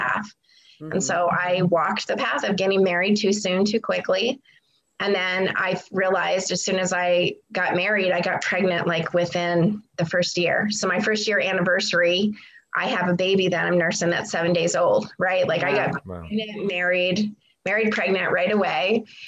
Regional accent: Pennsylvania, United States; moved away; I was born in Pennsylvania, so I'm from the East, and I grew up in a small town

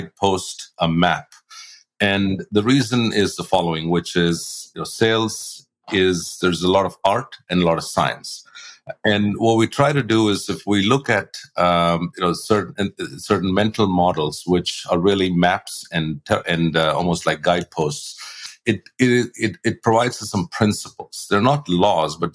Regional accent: India; moved away as an adult; also born or lived in Australia; now in United States; I grew up in India and then I moved to the US about 28 years ago

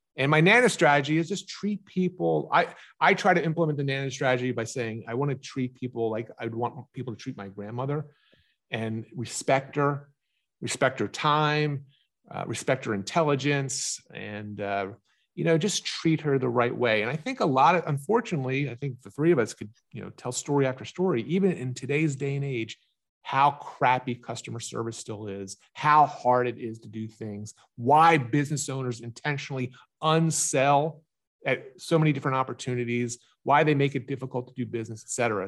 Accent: Pennsylvania, United States; also born or lived in Galveston, Texas; I'm from Pennsylvania, I travel whatever it is, two thousand miles to Texas

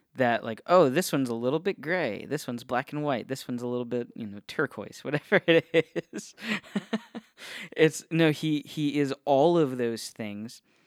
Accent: Northeast Ohio, United States; now in Florida, United States; I grew up in Ohio, um, Northeast Ohio represent

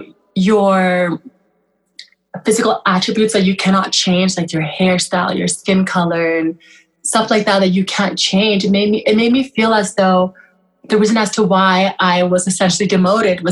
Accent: Canada; also born or lived in Kenya / Newfoundland; I am Canadian, but I'm Sudanese descent, so I'm Sudanese Canadian

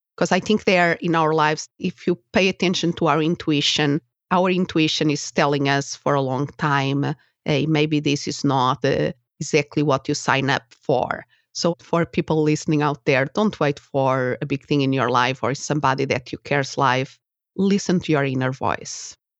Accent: Portugal; English is a second language; moved away as an adult; also born or lived in Spain; now in United States; Portugal is my country of origin, if somebody is wondering about my accent

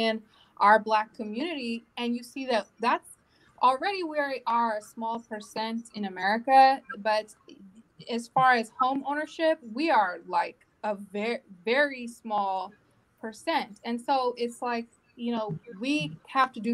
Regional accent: Long Beach, California, United States; I'm from Long Beach. I'm raising my children from Long Beach

